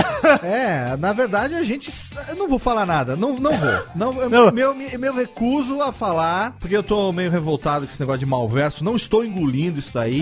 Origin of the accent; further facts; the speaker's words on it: Paulista, São Paulo, Brazil; como bom paulista que sou